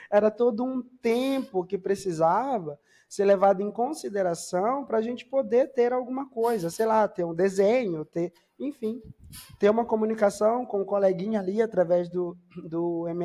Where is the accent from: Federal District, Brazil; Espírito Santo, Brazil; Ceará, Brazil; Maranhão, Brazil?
Maranhão, Brazil; Eu sou natural do Maranhão.